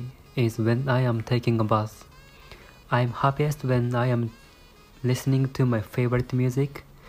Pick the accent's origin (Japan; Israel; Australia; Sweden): Japan; I was born in Japan, but my nationality is Korea.